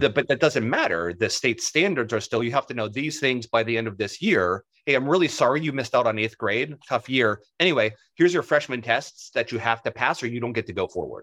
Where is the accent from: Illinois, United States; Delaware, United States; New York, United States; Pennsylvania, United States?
Pennsylvania, United States; Pittsburgh; I'm from Pittsburgh